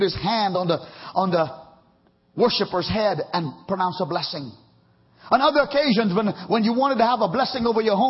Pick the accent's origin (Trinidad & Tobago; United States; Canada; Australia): Trinidad & Tobago; moved away; growing up in Trinidad